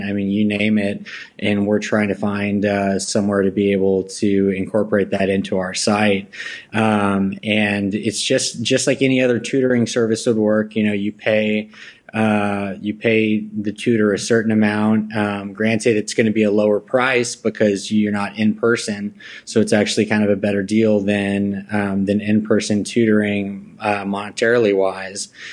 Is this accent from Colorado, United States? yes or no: no; Plano, Texas, United States; also born or lived in Los Angeles, California; I grew up in the Dallas area, North Dallas, uh, West Plano